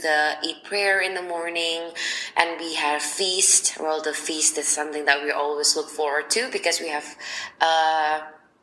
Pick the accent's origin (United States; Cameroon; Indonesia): Indonesia; Surabaya, East Java; now in Jakarta, Indonesia; I'm originally from Surabaya, which is 12 hours away by car from Jakarta.